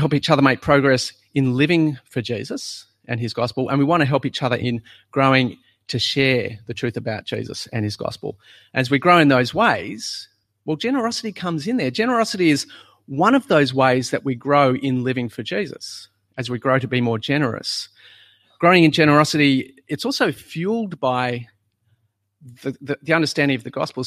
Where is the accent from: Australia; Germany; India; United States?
Australia; South Australia; moved away; When we were in South Australia, you'd go to church on a Sunday